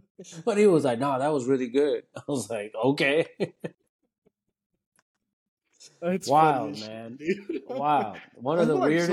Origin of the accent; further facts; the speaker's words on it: Conroe, Texas, United States; first language Spanish; English is a second language; moved away as an adult; also born or lived in Dallas, Texas / Willis, Texas; now in Austin, United States; I grew up in the Conroe area